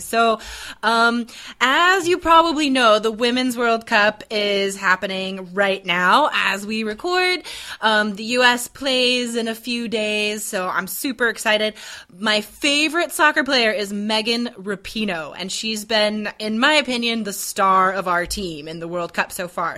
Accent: United States; I'm American.

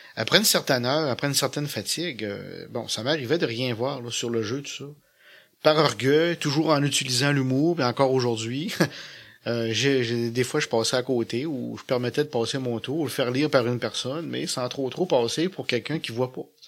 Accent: Petit-Saguenay, Quebec, Canada; moved away as an adult; now in Saguenay, Canada; je suis natif de Petit-Saguenay

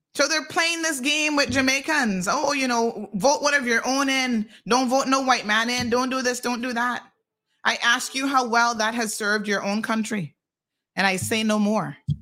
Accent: George Town, Cayman Islands; moved away; also born or lived in United States; I got two Caymanian parents and I was born right here in Georgetown Hospital

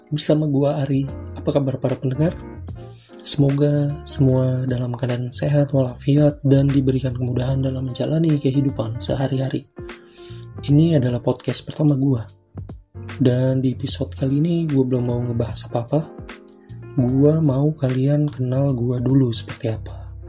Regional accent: Jakarta, Indonesia; born there; gue lahir di Jakarta 11 November 1995

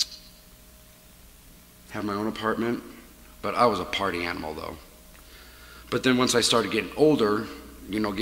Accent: Omaha, Nebraska, United States; moved away as an adult; now in Colorado, United States; I grew up in North Omaha

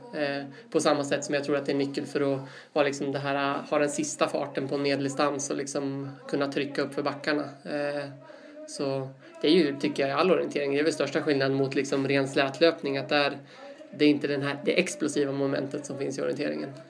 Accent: Uppsala, Uppsala County, Sweden; also born or lived in Sandviken; uppvuxen i Uppsala, eh, bor där fortfarande

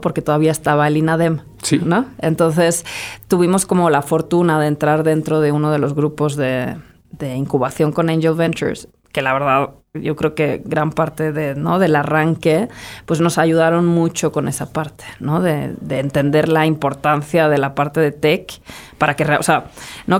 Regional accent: Madrid, Community of Madrid, Spain; moved away as an adult; also born or lived in United States; now in Mexico; yo crecí en Madrid

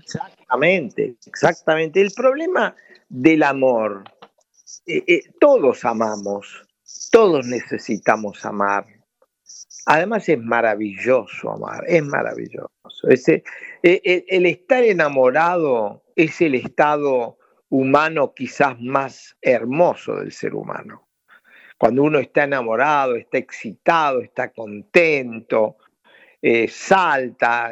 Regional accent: Buenos Aires, Argentina; moved away as an adult; also born or lived in Rosario, Argentina; now in France; Yo soy de origen rosarino, efectivamente, pero es el origen solamente porque viajé a Buenos Aires, mi familia viajó a Buenos Aires como tenía 10 años, así que me formé en, la Universidad de Buenos Aires

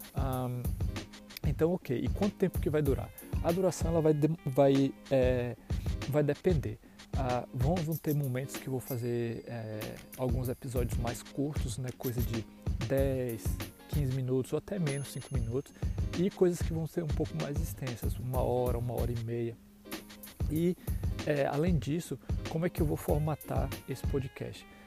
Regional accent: Ilhéus, Bahia, Brazil; moved away as an adult; also born or lived in São Paulo, Brazil; now in Madison, United States; nascido e criado na cidade de Ilhéus, Bahia, com muito orgulho, sou baiano.

